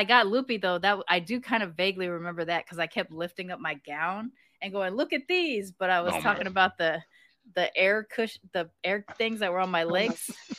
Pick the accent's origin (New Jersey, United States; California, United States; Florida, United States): California, United States; also born or lived in Texas; Plus, I grew up in California and Texas, right? Like, and I'm living here now.